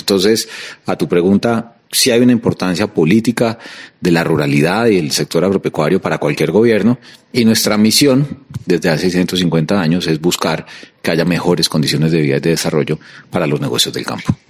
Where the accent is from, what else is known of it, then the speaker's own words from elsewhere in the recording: Colombia; como colombiano